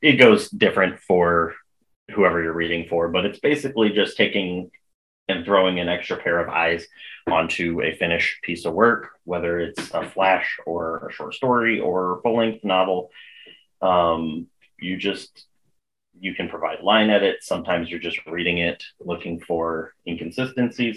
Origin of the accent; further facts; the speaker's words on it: United States; also born or lived in northern Indiana; I'm American